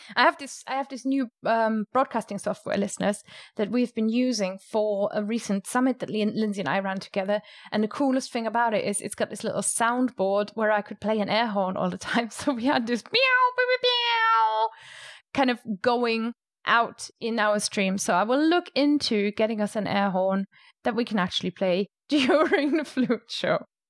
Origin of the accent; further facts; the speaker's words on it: Rhineland-Palatinate, Germany; moved away; I grew up, eh, basically in a vineyard, and I'm from the Moselle Valley in Germany